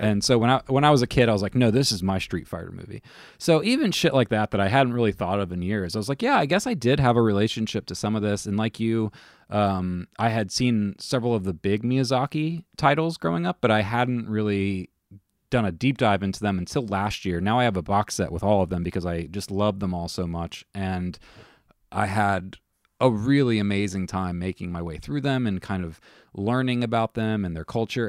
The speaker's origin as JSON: {"language": "English", "country": "United States", "said": "being an American used to Disney"}